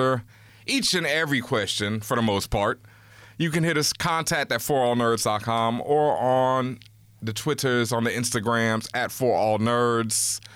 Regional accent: Houston, Texas, United States; I'm from Houston

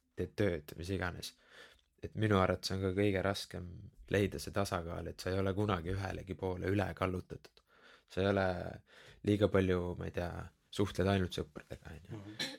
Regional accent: Keila, Harju County, Estonia; also born or lived in Tallinn / Tabasalu; olen põhimõtteliselt noh, teisest klassist saati elanud Keilas

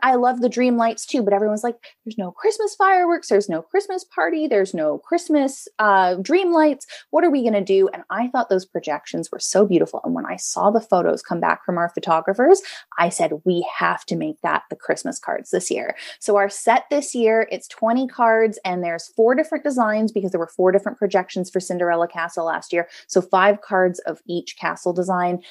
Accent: West Coast, United States; now in East Coast, United States; I grew up on the West Coast.

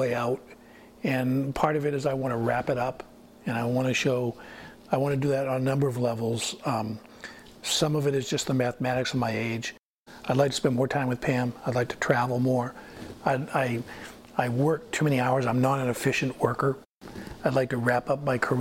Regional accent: Maine, United States; from Maine.

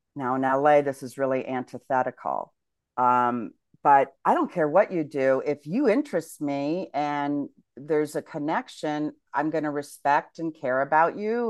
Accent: United States; moved away as an adult; I'm an American

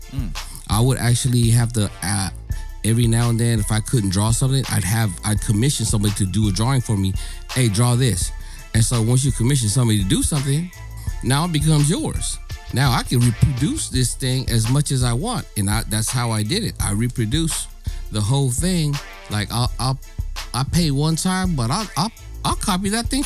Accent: Philippines; I'm Filipino, dog. I'm looking

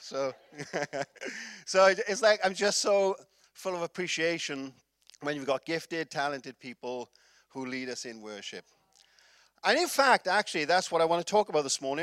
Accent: Wales, United Kingdom; I'm from Wales

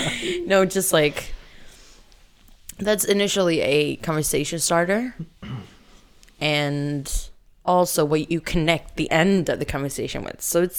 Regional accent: Stockholm, Stockholm County, Sweden; born or raised there

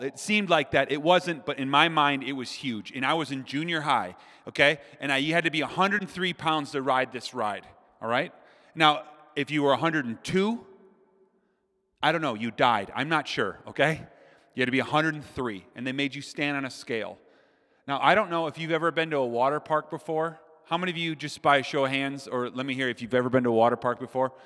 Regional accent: Minnesota, United States; I'm from Minnesota

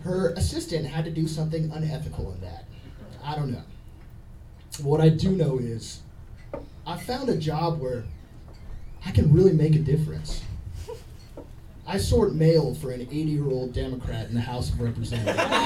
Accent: Texas, United States; I'm from Texas

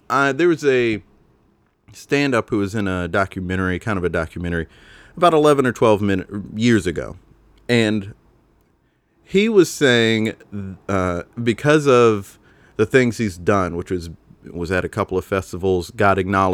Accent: Spartanburg, South Carolina, United States; growing up in Spartanburg, South Carolina, there weren't a lot of opportunities to learn about the work

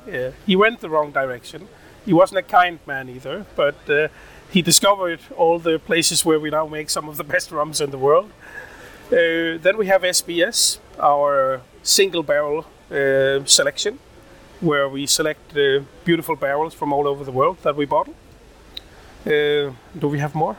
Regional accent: Odense, Southern Denmark, Denmark; In in Odense, in Denmark, uh, born and raised, uh, Danish mother, Indian father.

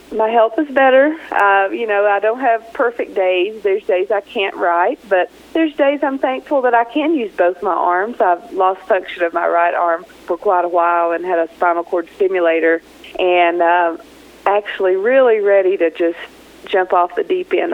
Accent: Kentucky, United States; moved away as an adult; now in Taos, United States; I'm from Kentucky

